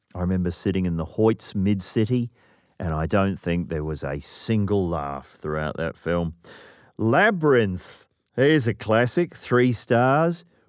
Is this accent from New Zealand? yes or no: yes; New Zealand; I'm from New Zealand.